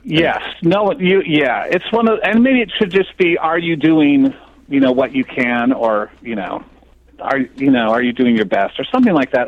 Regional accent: Phoenix, Arizona, United States; growing up in Phoenix

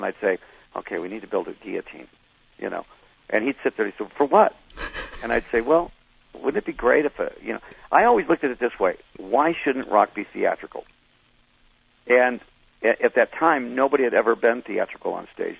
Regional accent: Detroit, Michigan, United States; I was from Detroit

